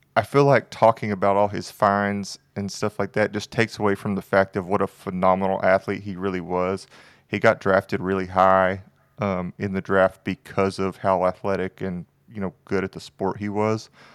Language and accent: English; near Houston, Texas, United States; I grew up near Houston, so all of my family likes the Texans